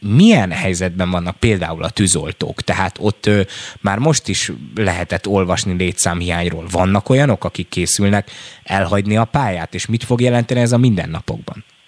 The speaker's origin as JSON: {"language": "Hungarian", "area": "the edge of the Austrian border", "region": "Western Hungary", "country": "Hungary", "said": "én az osztrák határ széléről ö, származom"}